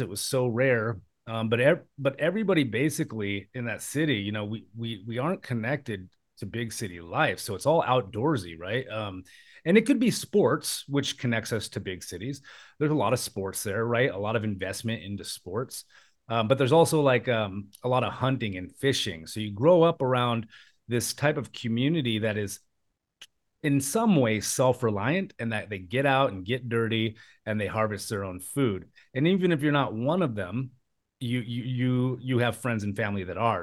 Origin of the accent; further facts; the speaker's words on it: Alaska, United States; now in Bangkok, Thailand; I was born and raised in Alaska